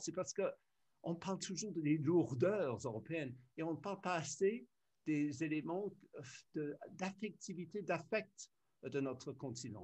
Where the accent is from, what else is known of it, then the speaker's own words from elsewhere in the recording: United Kingdom; moved away as an adult; also born or lived in France / Brussels, Belgium / Berlin, Germany; je suis né en Grande-Bretagne